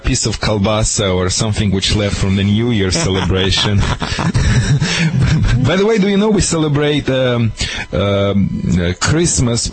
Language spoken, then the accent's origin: English; Moldova; English is a second language; moved away; I am from Moldova, which is like a little Italy